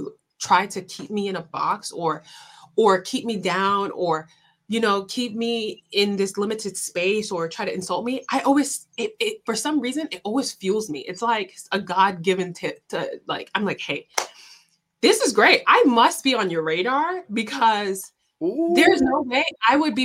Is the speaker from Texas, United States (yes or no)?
no; New York City, New York, United States; I grew up in Southside Jamaica, Queens